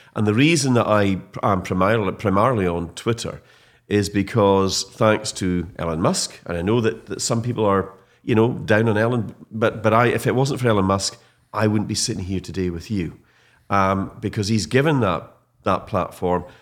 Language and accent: English; Scottish Highlands, Scotland, United Kingdom; a proud Highlander and a Scot